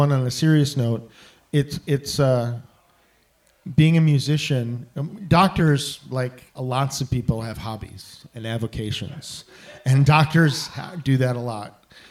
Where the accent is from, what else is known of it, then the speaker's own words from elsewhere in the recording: Chicago, Illinois, United States; also born or lived in Bedford-Stuyvesant, New York; I mostly consider Chicago my home. I moved here when I was out to the suburbs when I was 5. And I was born in Bedford Stuyvesant, New York, though.